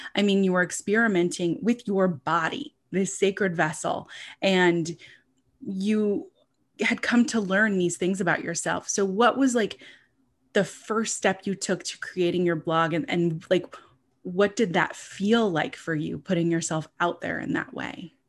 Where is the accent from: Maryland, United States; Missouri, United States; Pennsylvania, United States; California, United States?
California, United States; Southern; moved away as an adult; also born or lived in Buffalo, New York; I lived in Buffalo, New York for about three and a half years, but I'm originally from Southern California.